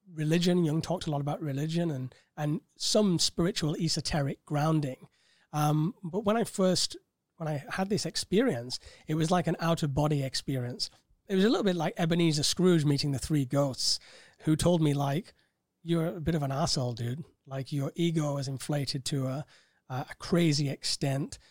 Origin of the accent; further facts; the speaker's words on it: Bolton, North West England, United Kingdom; moved away as an adult; also born or lived in Cambridge; now in Thailand; originally born in Bolton, grew up in quite um, a, a, tumultuous time as a child